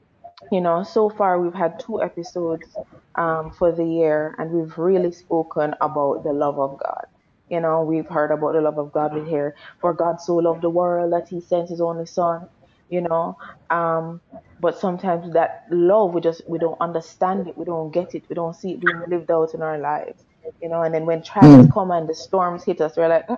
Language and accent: English; Jamaica; we're Jamaican. We grew up in a space where we hear the gospel all over the place.